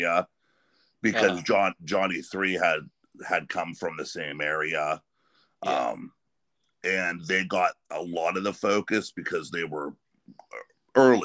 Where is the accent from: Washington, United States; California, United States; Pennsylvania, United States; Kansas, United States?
Pennsylvania, United States; I grew up in Pennsylvania, but always was a part of that Youngstown scene.